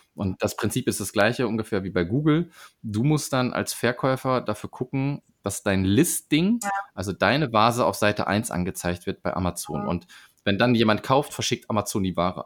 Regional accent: Sauerland, Arnsberg district, North Rhine-Westphalia, Germany; ich komme aus dem Sauerland und das ist so mhm. aber am Rande, ähm, Kreis Arnsberg

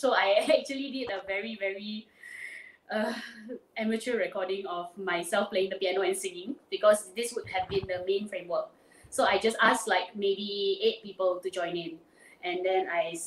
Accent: Penang, Malaysia; I'm from Penang, born and bred

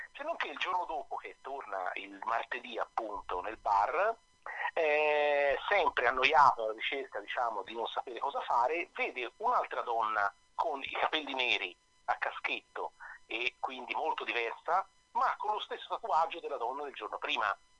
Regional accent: Florence, Tuscany, Italy; accent: Florentine; come si sente dall'accento, io sono, sono fiorentino

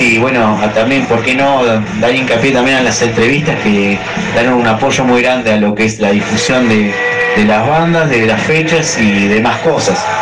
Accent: Argentina; nosotros como argentinos

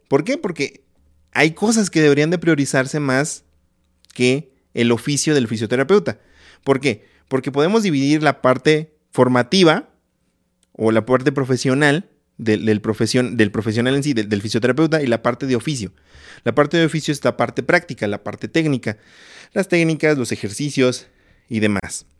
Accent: Ciudad Valles, San Luis Potosí, Mexico; moved away as an adult; now in Mexico City, Mexico; en el lugar donde yo nací, en Ciudad Valle, San Luis Potosí

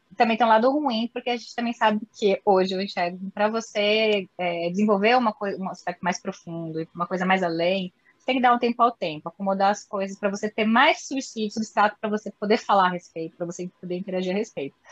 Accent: Ourinhos, São Paulo, Brazil; accent: caipira; moved away; also born or lived in Brasília; eu sou aquela guria lá que veio do interior de São Paulo, de Ourinhos, sou bem caipira pirapora

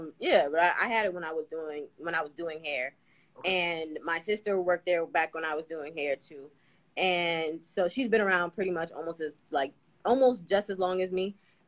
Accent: New York City, New York, United States; New York City.

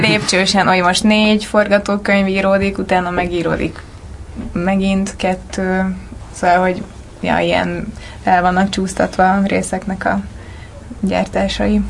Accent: Celldömölk, Vas, Hungary; moved away as an adult; now in Budapest, Hungary; én Celdömölki vagyok

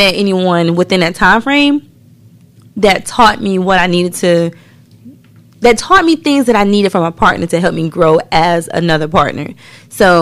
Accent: the South, United States; we're from the South

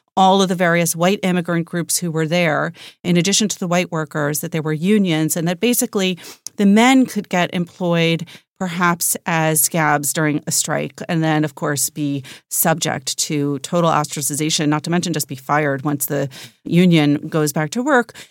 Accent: New York, United States; I grew up in New York where we were

